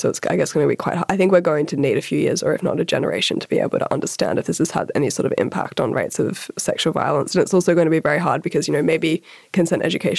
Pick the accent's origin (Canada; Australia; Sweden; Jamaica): Australia; Sydney, New South Wales; moved away as an adult; I also grew up in Sydney's eastern suburbs and it's a very particular community.